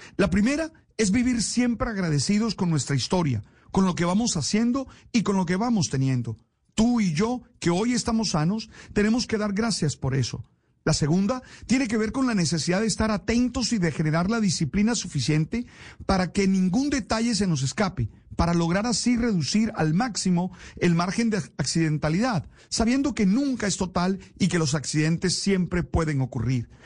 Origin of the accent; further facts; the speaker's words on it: Colombia; como colombianos